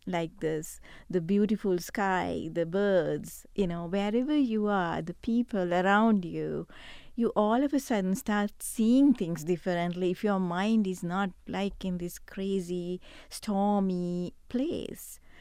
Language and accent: English; Sri Lanka; now in Ridgecrest, United States; I come from Sri Lanka, eh, originally